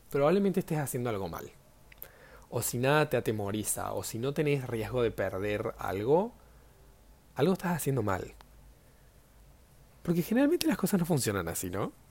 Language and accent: Spanish; Córdoba, Argentina; now in Buenos Aires, Argentina; Ahora estoy viviendo en Buenos Aires, pero yo soy de Córdoba diría, ¿no?